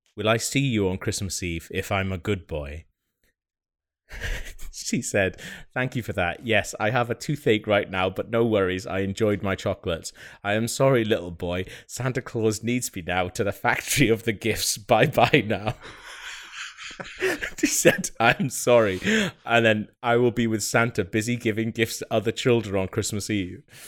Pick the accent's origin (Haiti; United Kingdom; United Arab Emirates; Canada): United Kingdom; Wales; I'm Welsh